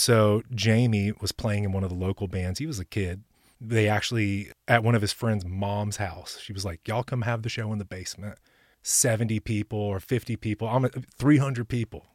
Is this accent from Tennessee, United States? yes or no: yes; Ashland City, Tennessee, United States; also born or lived in Texas / Florida; now in Nashville, United States; I was born in Texas, and then around eight years old, we transplanted to Middle Tennessee